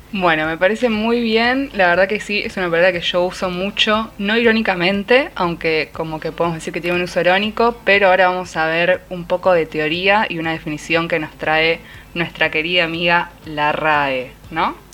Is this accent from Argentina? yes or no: yes; Quilmes, Buenos Aires Province, Argentina; yo soy de Quilmes